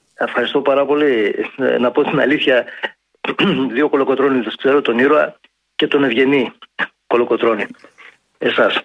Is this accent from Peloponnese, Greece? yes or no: no; Ioannina, Epirus, Greece; Ταγιάννα, η πατρίδα μου, ιδιαίτερη πατρίδα μου